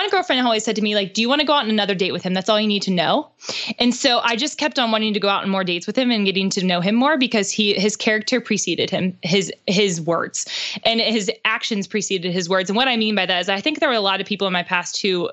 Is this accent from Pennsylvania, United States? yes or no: yes; Pittsburgh, Pennsylvania, United States; now in Nashville, United States; We both live in Nashville now, but he's from Pittsburgh, which is where I'm from.